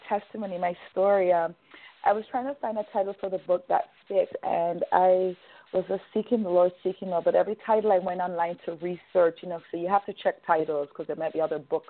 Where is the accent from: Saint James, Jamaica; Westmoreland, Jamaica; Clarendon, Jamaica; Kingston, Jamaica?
Saint James, Jamaica; Montego Bay; now in Vancouver, Canada; I'm Jamaican born from St. James, Montego Bay, but I've been residing in Canada since 1991.